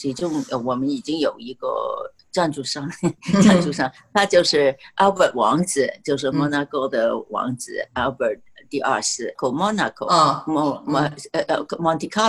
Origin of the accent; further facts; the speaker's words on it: China; 你看看呢，呃，川普这样说的话，所有的人都很恨我们中国人了。